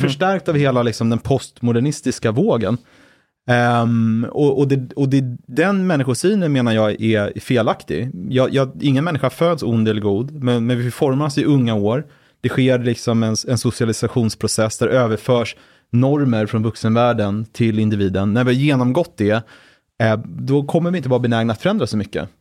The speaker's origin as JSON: {"language": "Swedish", "town": "Brunna", "region": "Stockholm County", "country": "Sweden", "tie": "born or raised there", "said": "jag är uppvuxen i utkanten av eh, Stockholms län, född 85"}